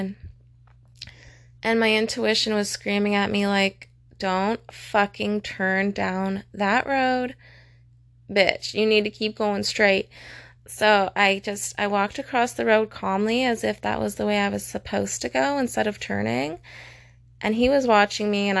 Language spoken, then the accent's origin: English; Calgary, Alberta, Canada; I was born in Calgary